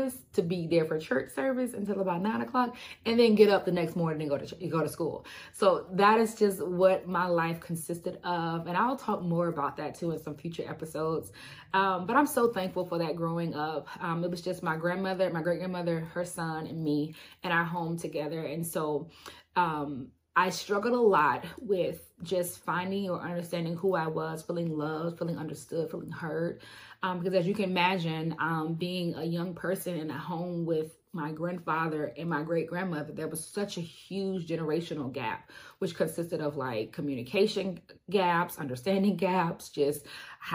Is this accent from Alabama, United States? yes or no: yes; Alabama, United States; I am born and raised in Alabama